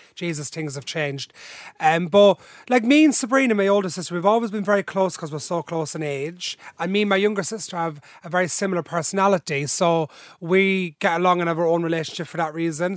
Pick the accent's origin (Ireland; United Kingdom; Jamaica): Ireland; Dublin, Leinster; also born or lived in Drogheda / Balbriggan; Then I was three, and they moved to Ballymun, where my mum's parents was still living, 'cause my mum's from there, into a different holding site where I've spent most, all my life.